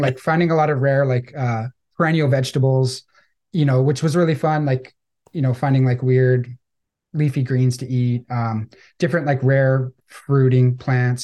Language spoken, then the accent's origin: English; Victoria, British Columbia, Canada; I grew up on Vancouver Island in Victoria, British Columbia